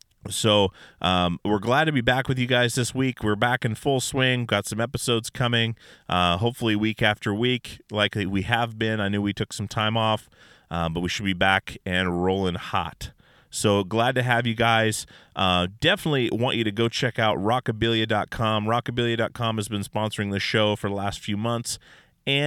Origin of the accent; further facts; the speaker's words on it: Alaska, United States; I'm from Alaska, And we do not say it that way.